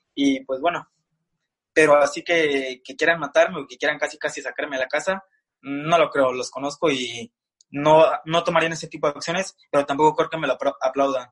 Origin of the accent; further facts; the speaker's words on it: Mexico City, Mexico; Soy de Ciudad de México.